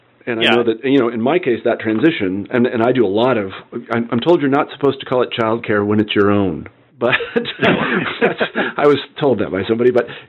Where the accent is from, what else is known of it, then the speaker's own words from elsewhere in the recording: Midwest, United States; I know that I was brought up in the Midwest and I was a jock and all these other things.